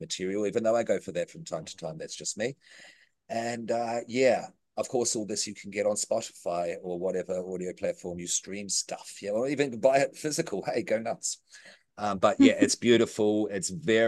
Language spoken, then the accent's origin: English; New Zealand; I'm a Kiwi.